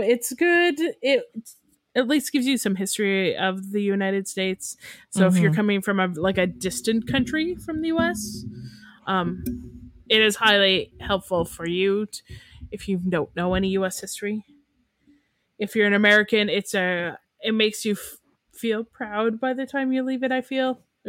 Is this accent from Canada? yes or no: yes; Canada; we're Canadian